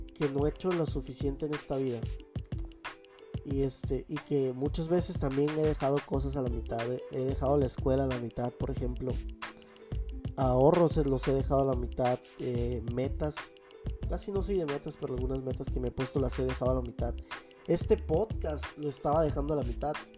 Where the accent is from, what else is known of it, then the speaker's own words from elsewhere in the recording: Mexico; hablo como mexicanos